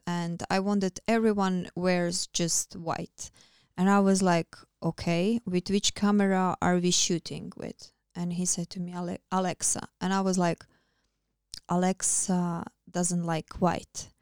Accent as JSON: {"language": "English", "country": "Croatia", "tie": "born or raised there", "second_language": "English", "moved": "as an adult", "lives_now": "Iceland", "said": "I am still close to my hometown, to my country"}